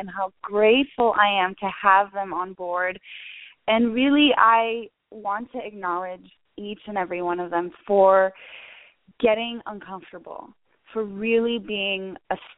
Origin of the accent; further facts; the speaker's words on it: Canada; I'm Canadian.